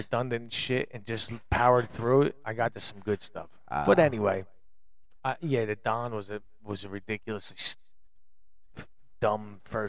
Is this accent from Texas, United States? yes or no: no; Trenton, New Jersey, United States; Yeah, but I'm from Trenton in the 70s and 80s.